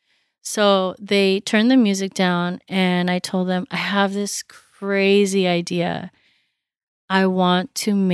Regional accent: Santa Barbara, California, United States; moved away as an adult; also born or lived in New York; Growing up in Santa Barbara and going to school at Parsons

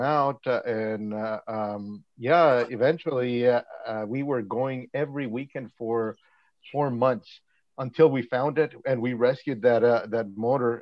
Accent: Honduras; moved away as an adult; now in Langley, Canada; I was born in Honduras. I came into Canada in 2003.

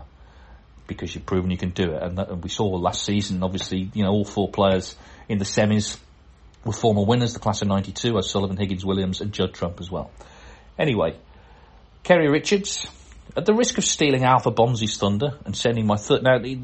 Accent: Wales, United Kingdom; If so, as a Welshman, that makes me strangely proud.

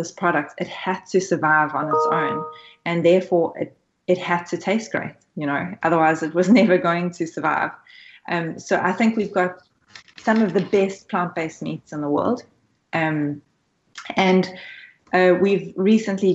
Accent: South Africa; now in Australia; I'm originally South African, so I come from Africa. So I've faced these issues growing up as well

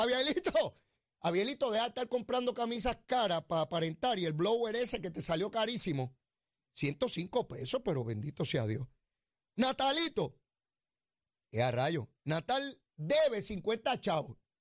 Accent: Puerto Rico

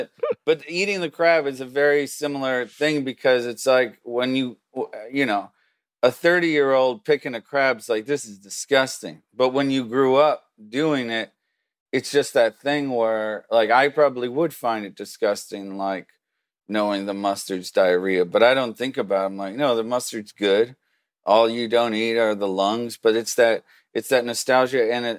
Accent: Lutherville, Maryland, United States; I grew up in Lutherville, just outside of Baltimore, about 15, 20

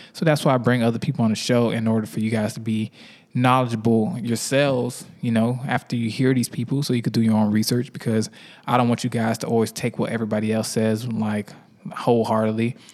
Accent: Miami, Florida, United States; now in Atlanta, United States; I'm from Miami

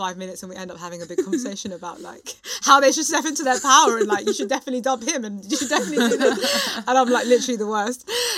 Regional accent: United Kingdom; I think it's funny being British, because it's not that like it's okay in the UK, but in a very British way, we just don't talk about it.

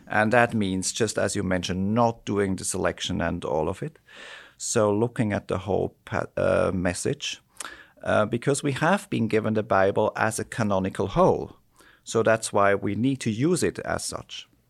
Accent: Switzerland; also born or lived in United States; my home country, Switzerland

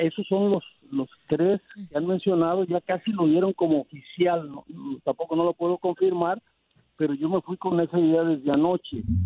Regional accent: Mexico; Hablo como mexicano

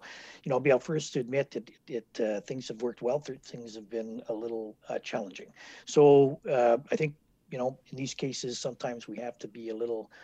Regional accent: Winnipeg, Manitoba, Canada; also born or lived in Port Moody, British Columbia / Ottawa; I'm born and raised in Winnipeg here.

